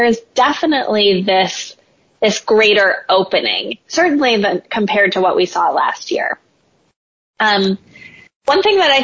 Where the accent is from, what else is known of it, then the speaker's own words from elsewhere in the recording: Midwest, United States; moved away; As a Midwesterner, former Midwesterner